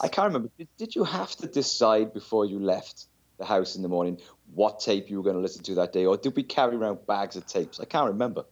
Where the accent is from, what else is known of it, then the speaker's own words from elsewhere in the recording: South Wales, United Kingdom; I'm from South Wales in the U K